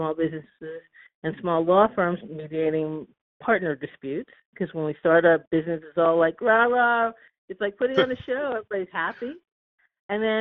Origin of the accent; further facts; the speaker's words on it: Long Island, New York, United States; also born or lived in Boston, United States; now in Oakland, United States; I grew up on Long Island